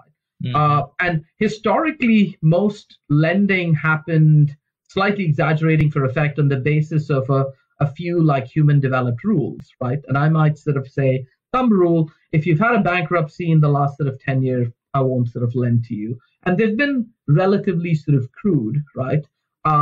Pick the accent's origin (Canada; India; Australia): India; moved away; Where I grew up in India, when I was sort of young